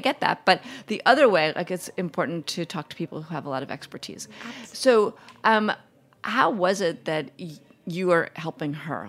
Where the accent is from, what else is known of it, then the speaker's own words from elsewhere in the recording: New York City, New York, United States; I grew up in New York City